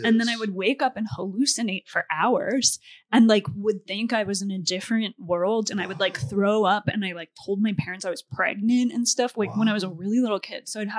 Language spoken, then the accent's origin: English; Rhode Island, United States; I grew up in Rhode Island.